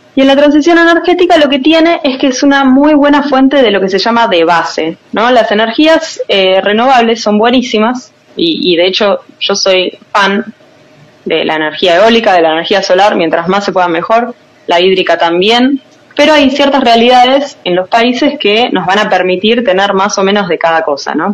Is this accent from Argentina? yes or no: yes; Argentina; Nosotros hacemos lo que podemos en Argentina